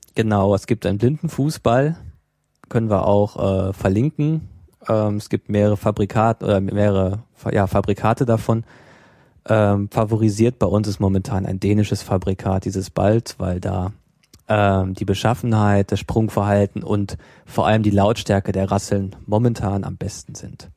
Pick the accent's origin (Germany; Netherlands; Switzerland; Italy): Germany; bei uns in Deutschland